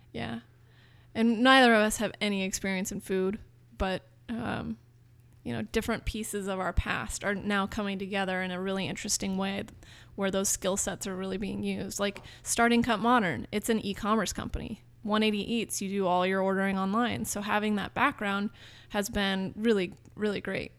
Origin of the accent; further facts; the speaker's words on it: Marin, California, United States; growing up in Marin